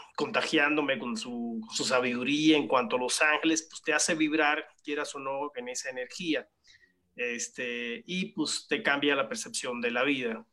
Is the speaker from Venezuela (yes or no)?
no; Cuba; moved away; soy originario de Cuba